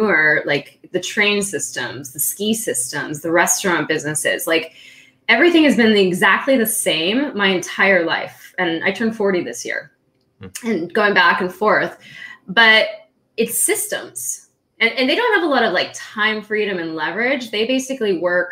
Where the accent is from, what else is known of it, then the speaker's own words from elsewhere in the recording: California, United States; also born or lived in Austria / San Diego; I was born in Austria and I grew up in California